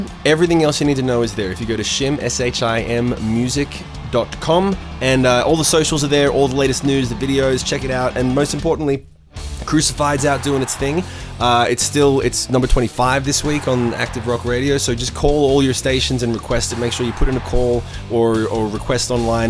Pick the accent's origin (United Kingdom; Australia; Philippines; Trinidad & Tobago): Australia; Yeah, there's only like 5 or 10 of us in Australia at any one time.